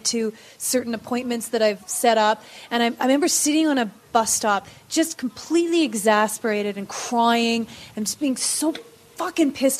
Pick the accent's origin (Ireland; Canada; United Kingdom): Canada; I can't help but notice you have an accent. Where are you from? And I went, Canada